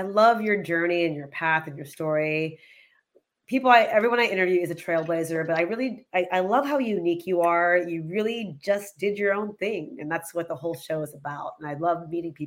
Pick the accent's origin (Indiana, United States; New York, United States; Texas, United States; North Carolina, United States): Texas, United States; I grew up in Texas